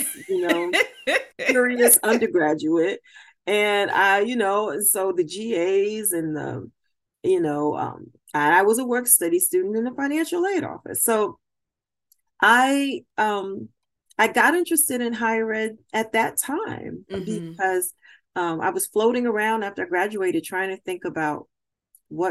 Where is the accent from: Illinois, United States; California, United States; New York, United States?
New York, United States; Brooklyn; moved away as an adult; also born or lived in Albany, New York / Springfield, Massachusetts; I was born and raised in Brooklyn, New York